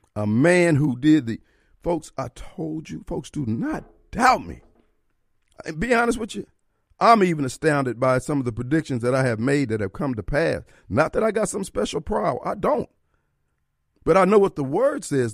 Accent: Jackson, Mississippi, United States; I'm coming from Jackson

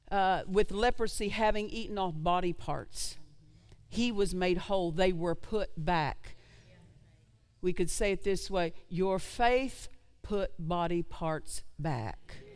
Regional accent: Oklahoma, United States; I'm from Oklahoma.

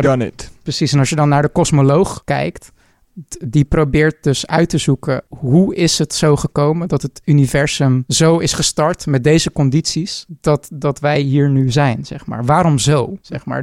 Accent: Netherlands; wij als Nederlander

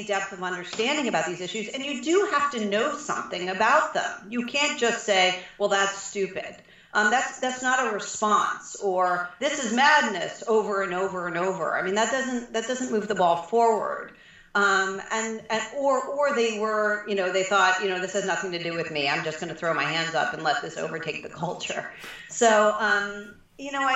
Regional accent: Prince George's County, Maryland, United States; I grew up in Prince George's County, Maryland

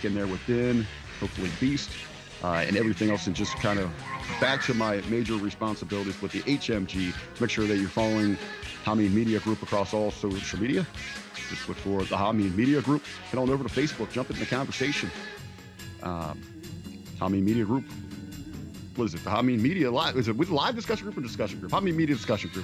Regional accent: Southern Ohio, United States; how proud I am to be from Ohio, and especially to be from the Southern Ohio area

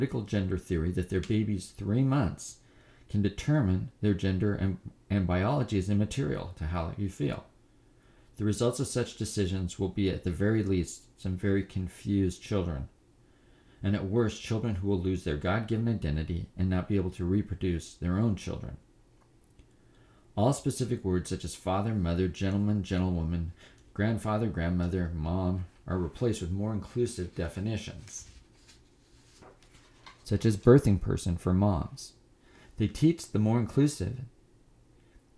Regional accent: United States; As an American

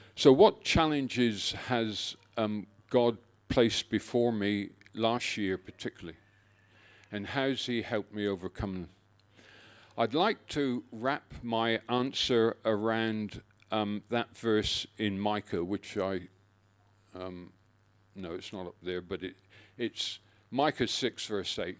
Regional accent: Exmoor, North Devon, South West England, United Kingdom; moved away as an adult; now in Australia; My childhood was spent, um, growing up on the edges of Exmoor, which is in North Devon in the West Country of England.

